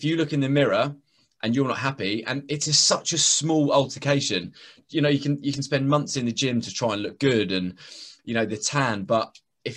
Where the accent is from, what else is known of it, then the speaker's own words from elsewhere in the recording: Welsh, Wales, United Kingdom; I'm Welsh, mate.